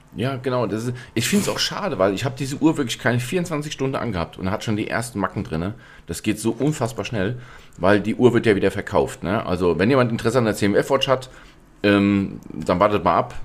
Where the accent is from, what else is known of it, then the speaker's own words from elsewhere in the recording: Hesse, Germany; wie es bei uns in Hessen heißt